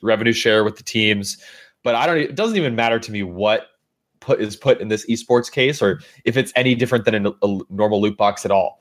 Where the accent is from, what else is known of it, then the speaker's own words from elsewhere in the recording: California, United States; as a Californian